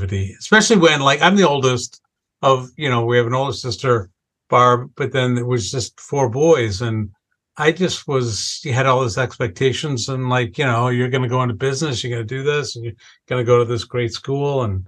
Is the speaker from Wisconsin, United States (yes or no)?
yes; Wisconsin, United States; growing up in this family where we literally checked three boxes. We had a pretty long family history of alcohol abuse. We were Irish and we lived in Wisconsin